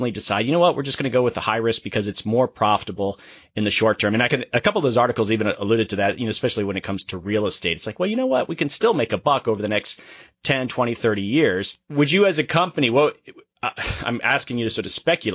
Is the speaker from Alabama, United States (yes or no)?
no; Florida, United States; I'm from Florida and did a lot of climate work down there